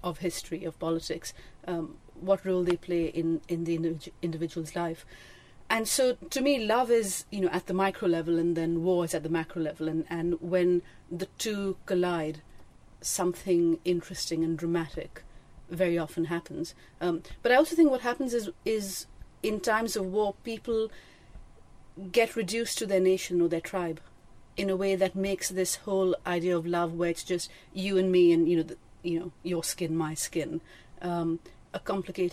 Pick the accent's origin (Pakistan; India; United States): Pakistan; when I was growing up in Pakistan